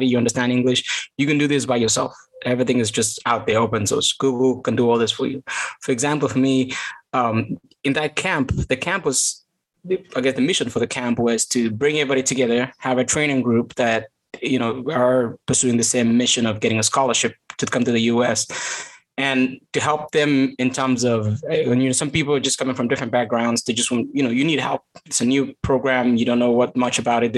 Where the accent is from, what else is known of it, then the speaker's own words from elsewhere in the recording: Kaptagat, Elgeyo-Marakwet County, Kenya; moved away as an adult; also born or lived in Eldoret; now in United States; I grew up in Kaptagat